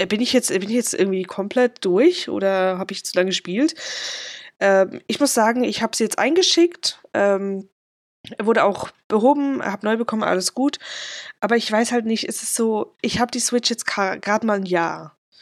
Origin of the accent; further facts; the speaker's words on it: Switzerland; Ich komme so aus Umgebung Basel-Aargau